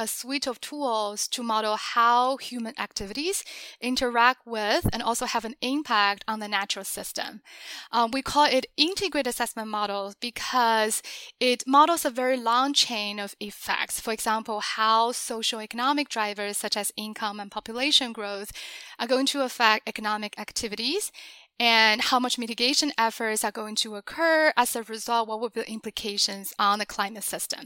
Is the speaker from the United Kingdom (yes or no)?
no; China; moved away as an adult; also born or lived in Beijing; now in United States; I grew up in China and I went to college in Beijing.